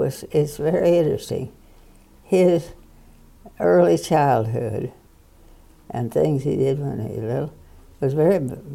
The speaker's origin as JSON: {"language": "English", "region": "Missouri", "country": "United States", "tie": "born or raised there", "said": "We had a farm. It was about 10 miles straight out Kearney Street."}